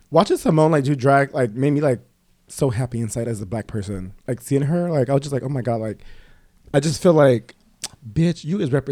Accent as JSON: {"language": "English", "town": "Los Angeles", "region": "California", "country": "United States", "tie": "born or raised there", "said": "I grew up in Watts"}